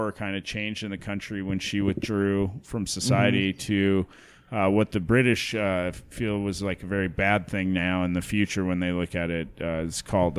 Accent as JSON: {"language": "English", "country": "Ireland", "said": "Yeah, you know, I can say that I'm Irish too."}